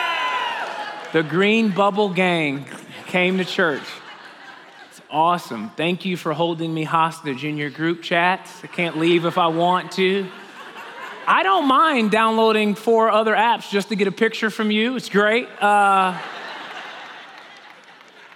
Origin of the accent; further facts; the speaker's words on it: Chicago, Illinois, United States; I'm 37 years old. I grew up in Chicago.